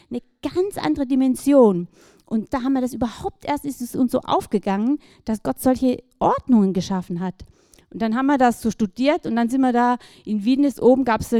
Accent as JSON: {"language": "German", "region": "Baden-Württemberg", "country": "Germany", "tie": "born or raised there", "said": "ja, aufgewachsen im Schwarzwald, so zwischen den Tannen, meine Eltern recht einfach."}